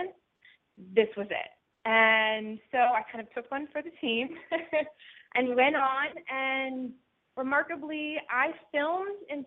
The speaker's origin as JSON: {"language": "English", "town": "Spotsylvania", "region": "Virginia", "country": "United States", "tie": "born or raised there", "said": "I'm from Spotsylvania, Virginia, which is a small town in Virginia, about 60 miles south of Washington, D.C., born and raised there"}